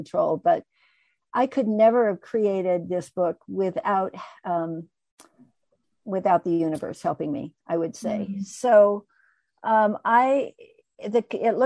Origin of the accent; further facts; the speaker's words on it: United States; also born or lived in Colorado; I was raised in the United States, kind of a middle-class white girl